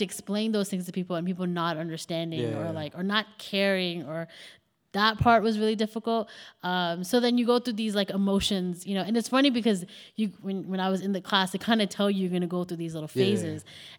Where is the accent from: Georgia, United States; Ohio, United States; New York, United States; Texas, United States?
New York, United States; because again, I'm a girl from New York, you know, like didn't go away for school, never lived away from home really.